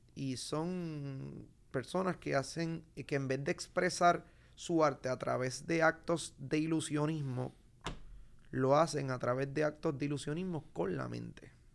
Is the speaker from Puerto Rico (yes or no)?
yes; Puerto Rico; Desde que yo salí de Puerto Rico